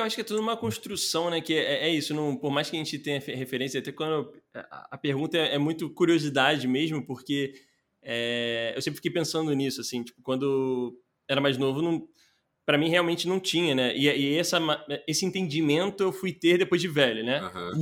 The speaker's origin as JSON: {"language": "Portuguese", "region": "Rio de Janeiro", "country": "Brazil", "tie": "born or raised there", "said": "eu nasci ali na, na Muda, né? Que é a região da Tijuca ali do Rio de Janeiro"}